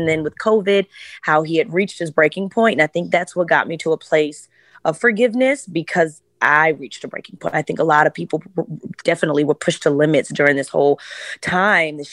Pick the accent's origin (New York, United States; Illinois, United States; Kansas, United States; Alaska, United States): Illinois, United States; Chicago; I'm from Chicago